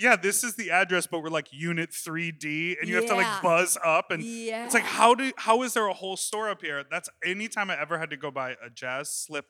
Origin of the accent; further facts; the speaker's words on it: Chicago, Illinois, United States; I'm from Chicago